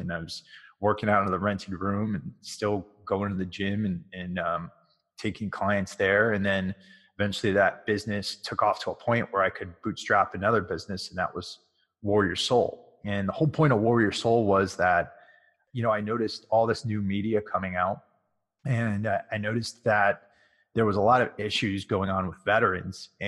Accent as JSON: {"language": "English", "region": "Connecticut", "country": "United States", "tie": "born or raised there", "said": "I grew up in Connecticut"}